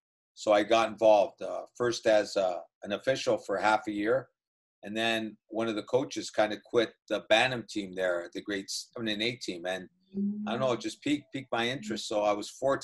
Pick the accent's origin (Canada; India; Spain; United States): Canada; Welland, Ontario; I grew up in a small town called Welland, Ontario